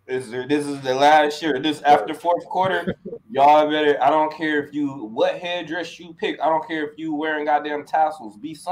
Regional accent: Detroit, Michigan, United States; The crazy thing is, like, I'm from Michigan. I'm from Detroit.

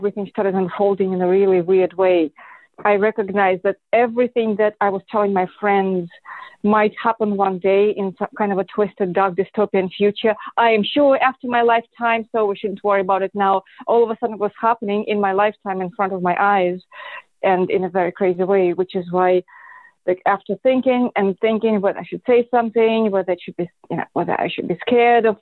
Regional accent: Moscow, Russia; moved away; I am Russian. I was born and raised in Moscow

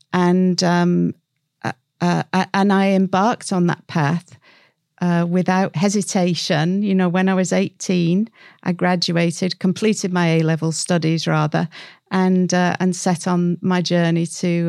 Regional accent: North West England, United Kingdom; also born or lived in Scotland / Cyprus / Colorado, United States; And then I'm from the Northwest. You may or may not be able to tell.

